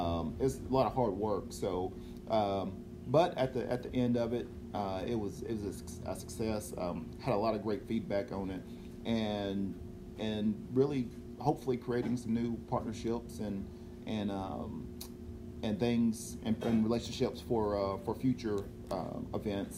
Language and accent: English; Cleveland, Tennessee, United States; moved away; back home in my hometown in Cleveland, Tennessee